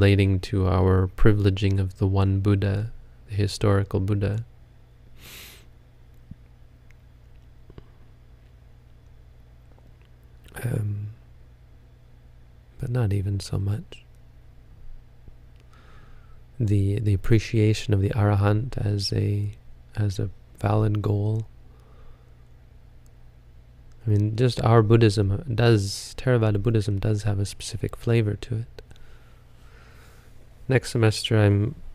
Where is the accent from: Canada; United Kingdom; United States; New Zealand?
Canada; I'm Canadian